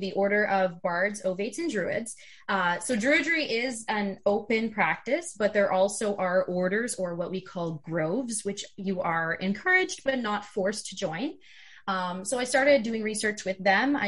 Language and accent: English; Canada; I'm actually a Canadian